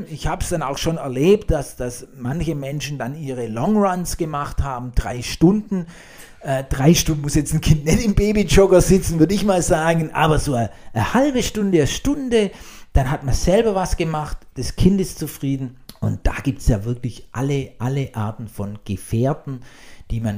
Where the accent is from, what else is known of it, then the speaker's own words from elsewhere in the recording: Blaubeuren, Baden-Württemberg, Germany; Ich komme aus Blaubeuren, Blaubeire auf der Alp.